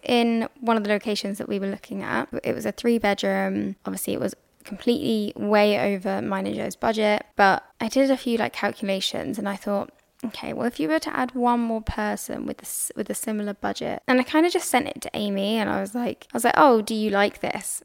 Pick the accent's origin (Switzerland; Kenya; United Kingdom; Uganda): United Kingdom; England; I'm English